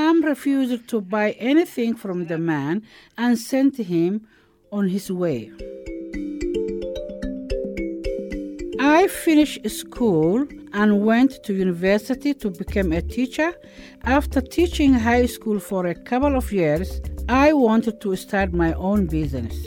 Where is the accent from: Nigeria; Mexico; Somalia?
Somalia; Mogadishu, Banaadir; moved away as an adult; also born or lived in Kenya / Europe; now in New Zealand; I am a Kiwi Somali refugee who escaped the Somali war.